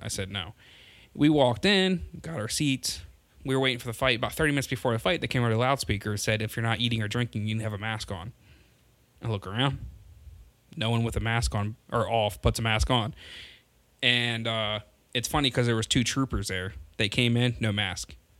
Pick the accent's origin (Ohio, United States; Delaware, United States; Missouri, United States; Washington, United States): Delaware, United States; my home state is Delaware